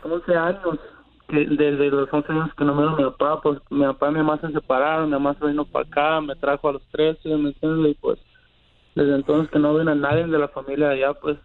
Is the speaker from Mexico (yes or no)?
yes; Guasave, Sinaloa, Mexico; yo soy de, de Wasabi, Sinaloa